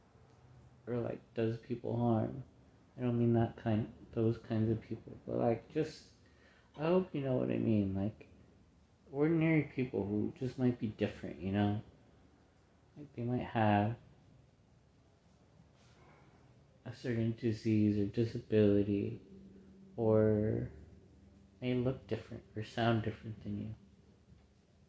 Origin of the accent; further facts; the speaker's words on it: United States; we're all American here